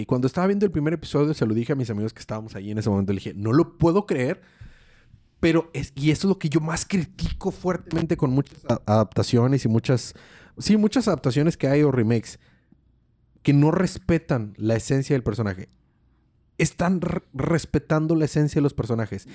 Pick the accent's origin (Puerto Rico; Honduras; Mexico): Mexico